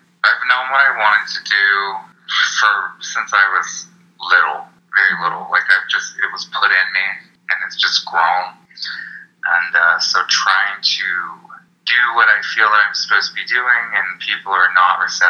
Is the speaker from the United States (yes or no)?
yes; Charlotte, North Carolina, United States; now in Austin, United States; I am not from Austin originally. I've been in Austin for 4 years.